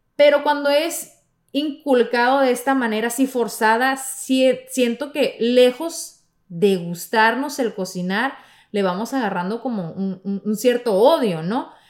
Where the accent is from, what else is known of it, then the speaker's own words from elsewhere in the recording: Mexico; de mi tierra, de, mi México